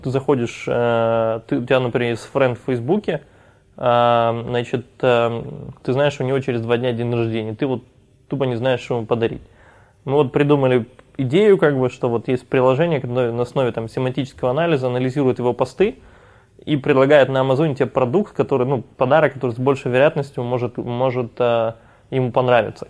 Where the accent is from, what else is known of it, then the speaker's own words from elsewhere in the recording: Odesa, Odesa Oblast, Ukraine; это все в Одессе